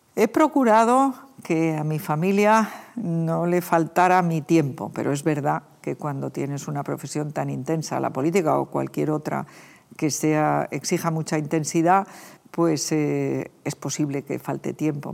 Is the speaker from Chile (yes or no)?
no; Community of Madrid, Spain; los madrileños